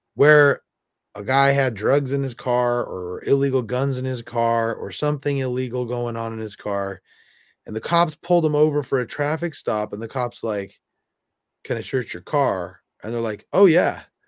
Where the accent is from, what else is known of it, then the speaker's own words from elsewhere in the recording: California, United States; moved away; also born or lived in South Bend, Indiana; I'm from California